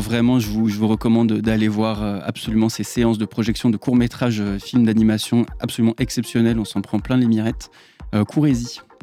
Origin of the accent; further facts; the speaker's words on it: Paris, Île-de-France, France; moved away as an adult; now in Angers, France; je suis parisien